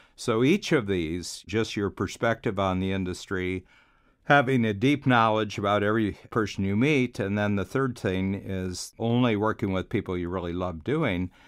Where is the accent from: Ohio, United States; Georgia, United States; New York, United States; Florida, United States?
Ohio, United States; Cleveland; moved away as an adult; also born or lived in Chicago; now in Toronto, Canada; I'm from Cleveland, which was a city going downhill